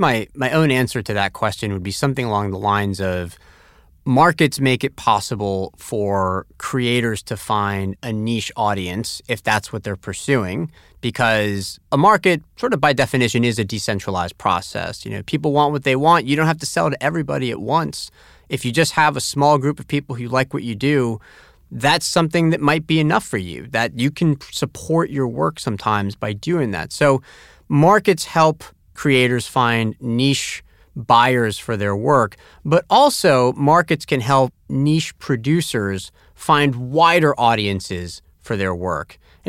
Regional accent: Tampa, Florida, United States; So even as a kid growing up in Tampa, Florida, I still was able to enjoy it.

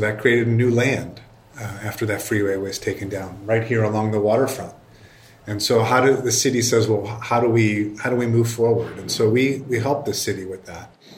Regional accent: Chicago, Illinois, United States; I grew up in Chicago.

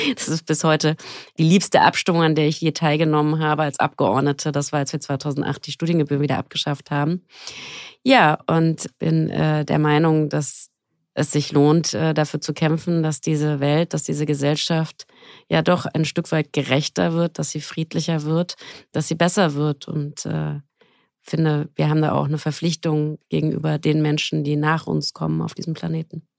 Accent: Frankfurt am Main, Hesse, Germany; Ich komme aus Frankfurt am Main.

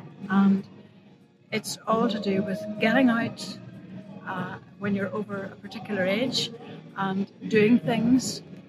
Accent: Belfast area, Northern Ireland, United Kingdom; I'm from Beaver, not too far from here.

